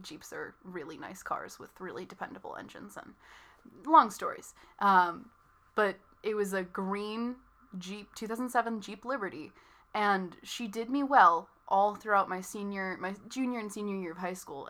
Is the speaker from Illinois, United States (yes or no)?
yes; north of Chicago, Illinois, United States; moved away as an adult; now in California, United States; I was born a little bit north of Chicago and drove all around the state of Illinois